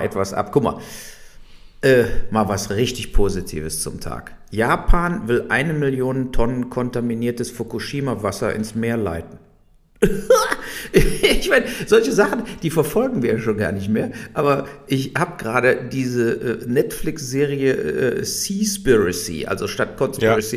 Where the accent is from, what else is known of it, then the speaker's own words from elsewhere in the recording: Germany; wir hier so hatten als Deutsche